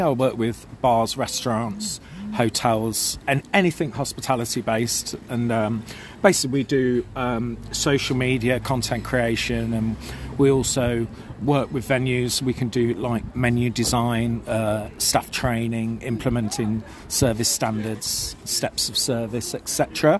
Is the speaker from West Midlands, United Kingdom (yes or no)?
yes; Birmingham, West Midlands, United Kingdom; moved away as an adult; also born or lived in Nottingham; I was born in Nottingham, yeah, but raised in Birmingham.